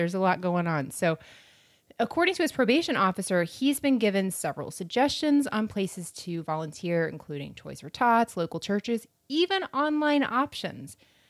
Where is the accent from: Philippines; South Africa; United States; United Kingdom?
United States; Florida; I'm from Florida.